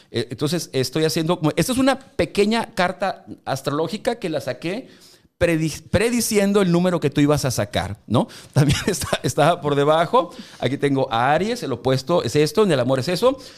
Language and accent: Spanish; Ciudad Obregón, Sonora, Mexico; Yo, soy de Obregón